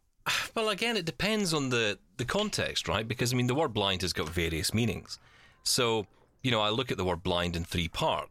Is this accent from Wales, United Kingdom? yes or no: no; Scotland, United Kingdom; I'm Scottish